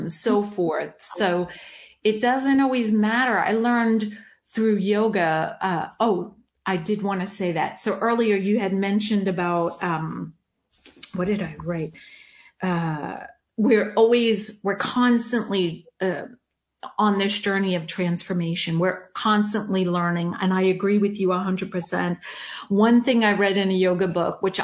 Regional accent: New York, United States; growing up in New York with a dad who was an immigrant, right, from Germany

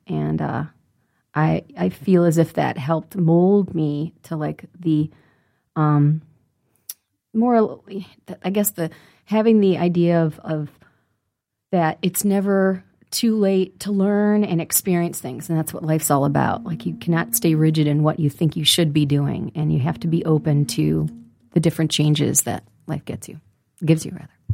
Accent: Detroit, Michigan, United States; growing up in the city of Detroit

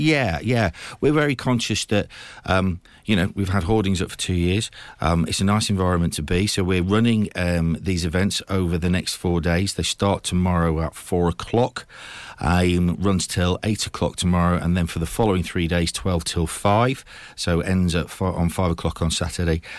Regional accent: United Kingdom; also born or lived in Watford; now in Cambridge, United Kingdom; I was actually born in Watford. Um, my parents, uh, I, I grew up in, in Lincoln and Hull.

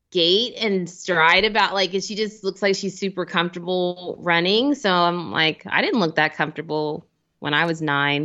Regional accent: Cincinnati, Ohio, United States; moved away; I'm an Ohio native

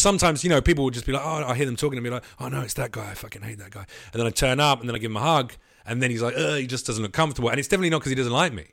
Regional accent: London, United Kingdom; I am a Londoner

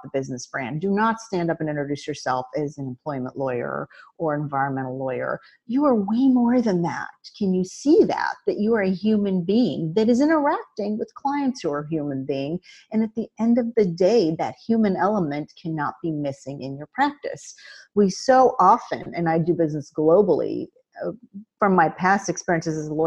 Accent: Midwest, United States; I grew up in the Midwest

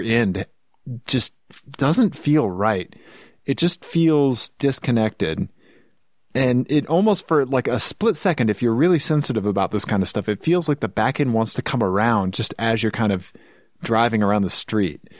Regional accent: Missouri, United States; accent: Missouri; my Missouri accent

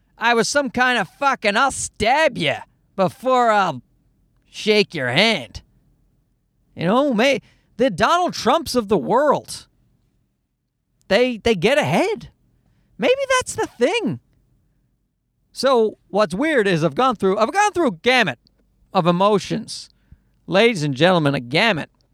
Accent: Newfoundland and Labrador, Canada; moved away; I grew up in Newfoundland and I never saw any live comedy

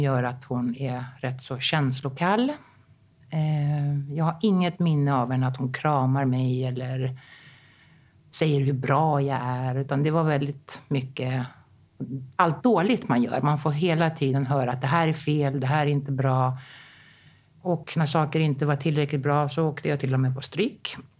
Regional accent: Rhodes, South Aegean, Greece; moved away as an adult; also born or lived in Stockholm, Sweden / Athens, Greece; när jag var tre år, då kom hon hem liksom och bara, mm, vi ska flytta till Rhodos

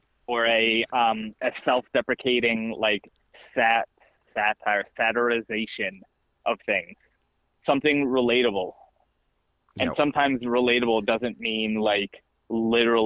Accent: Virginia, United States; growing up in Virginia in high school

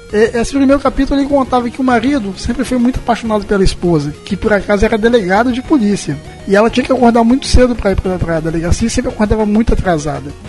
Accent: Brazil; eu quero que as pessoas saibam que eu sou brasileiro.

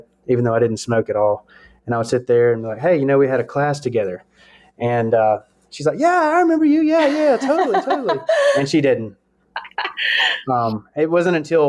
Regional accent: New Albany, Mississippi, United States; also born or lived in Memphis, Tennessee; I am from New Albany, Mississippi. I have always been from here, even though technically I was born in Memphis

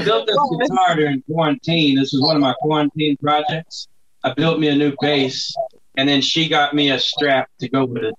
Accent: Texas City, Texas, United States; I grew up down in Texas City

